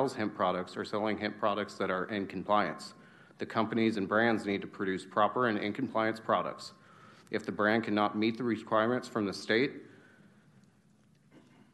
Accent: California, United States; I was raised in California, born and raised.

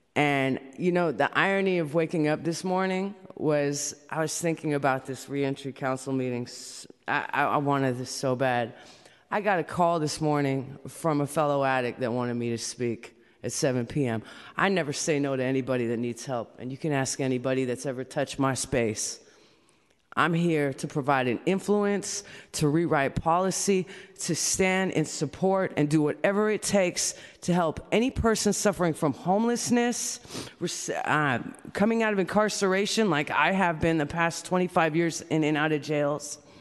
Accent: San Francisco, California, United States; I'm from San Francisco, California

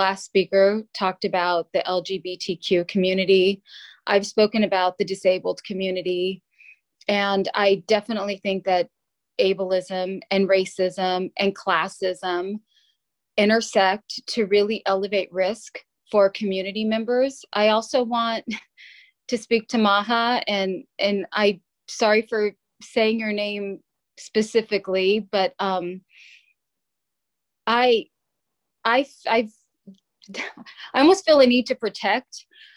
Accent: San Jose, California, United States; I was born and raised in San Jose on South 22nd Street

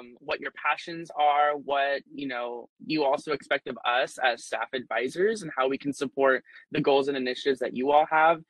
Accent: Southern California, United States; moved away as an adult; now in San Francisco, United States; I was born and raised in Southern California, but I moved up here to San Francisco

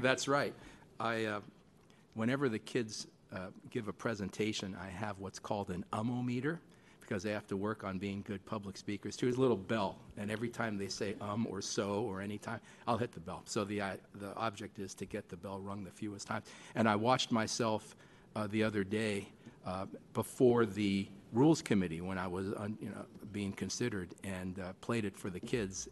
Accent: San Francisco, California, United States; I'm born and raised in San Francisco, lived here all my life

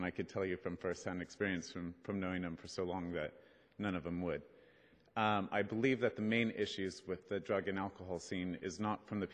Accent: Merced, California, United States; I'm from Merced, California. It's a very small town

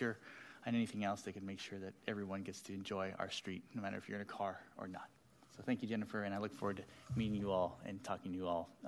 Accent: Sacramento, California, United States; I was born and raised in Meadowview

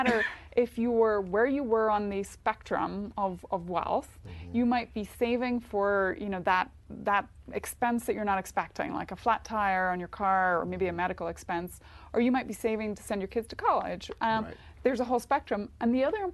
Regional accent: Northern Ireland, United Kingdom; I'm Northern Irish, but kind of Irish

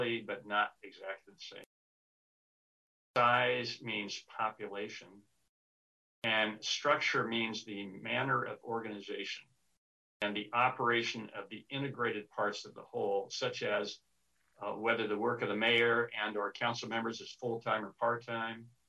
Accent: Sacramento, California, United States; also born or lived in Los Angeles; I was born and raised in Sacramento. I lived here for 68 of my 74 years, except when I went away to college and worked down in LA for a while.

